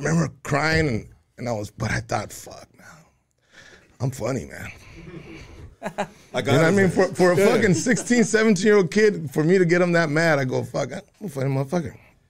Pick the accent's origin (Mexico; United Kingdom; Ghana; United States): Mexico; Juarez, Chihuahua; You know, my Spanish was, you know, even though we came from Chihuahua, I was in Juarez as a little kid.